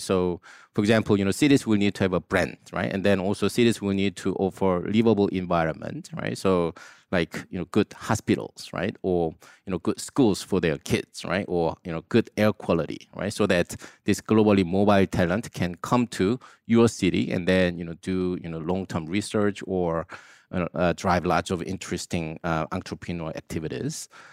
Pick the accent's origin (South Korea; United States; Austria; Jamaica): South Korea; I grew up in Korea